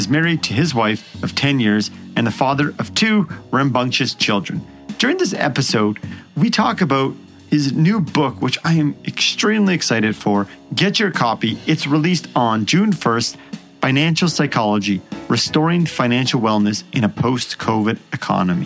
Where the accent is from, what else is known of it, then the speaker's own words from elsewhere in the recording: Edmonton, Alberta, Canada; my hometown, the Edmonton Oilers